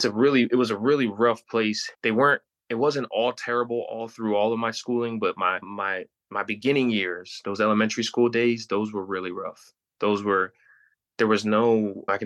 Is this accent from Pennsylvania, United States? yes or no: yes; Pennsylvania, United States; I grew up in Pennsylvania.